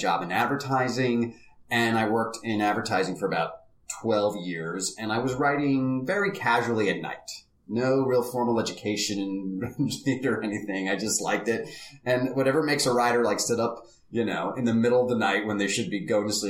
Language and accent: English; New Jersey, United States; I grew up in New Jersey